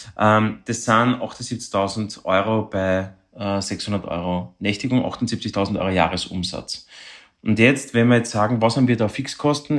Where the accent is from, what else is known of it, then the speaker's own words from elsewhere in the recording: Vienna, Austria; bei uns in Wien oder in Österreich